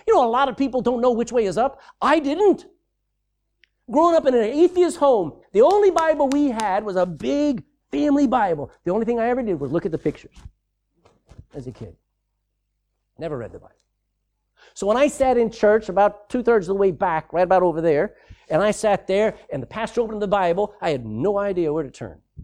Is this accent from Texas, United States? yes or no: yes; Texas, United States; I'm a Texan